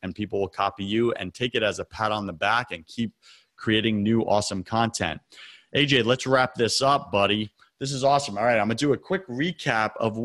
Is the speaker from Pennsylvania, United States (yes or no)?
no; Long Island, New York, United States; now in US South; I was raised on Long Island.